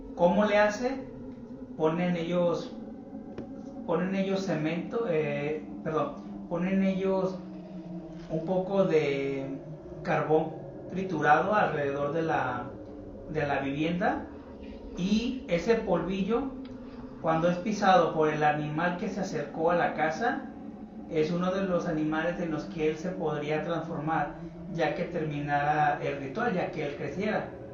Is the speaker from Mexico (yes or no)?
yes; Mexico; nosotros que somos de México